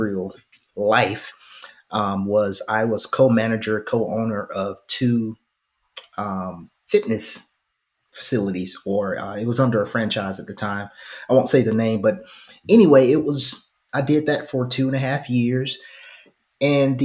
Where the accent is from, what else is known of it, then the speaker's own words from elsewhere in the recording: Phenix City, Alabama, United States; also born or lived in Fort Mitchell, Alabama; now in Birmingham, United States; I'm originally from Phoenix City, Alabama, by way of Fort Mitchell